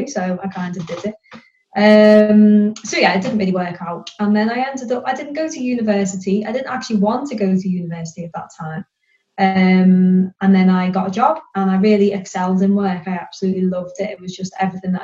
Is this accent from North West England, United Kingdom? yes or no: yes; near Liverpool, North West England, United Kingdom; also born or lived in Birmingham; I was born in Birmingham and I lived there till I was about 5 or 6 years old. And then my parents separated and my mum and my brother and I, we relocated. We went back up to the north near Liverpool to live with my grandma. And then we kind of settled there, really. So hence why my accent is like this and not a Brummie one